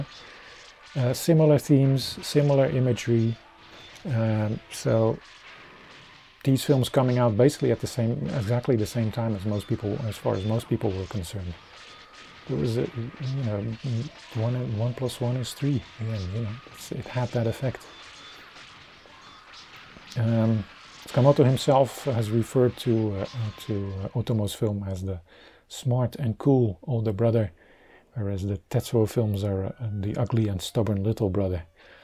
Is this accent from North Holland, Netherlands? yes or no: no; Rotterdam, South Holland, Netherlands; my hometown festival, the Rotterdam International Film Festival